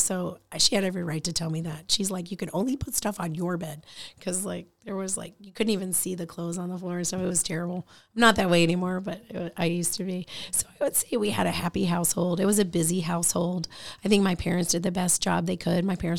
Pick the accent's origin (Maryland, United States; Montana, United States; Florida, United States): Florida, United States; And so when we settled in Florida, that's kind of where we went to school, graduated high school, went to college.